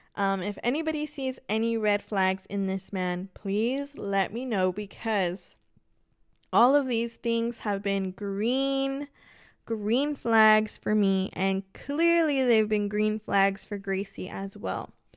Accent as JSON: {"language": "English", "town": "Los Angeles", "region": "California", "country": "United States", "tie": "born or raised there", "moved": "as an adult", "said": "I did move away from my hometown. I'm originally from Los Angeles, and my entire family is out in L"}